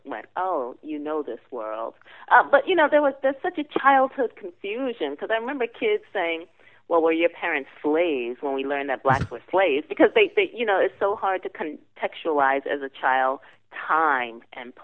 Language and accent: English; New York City, New York, United States; also born or lived in the South (US); I'm a New Yorker to the bone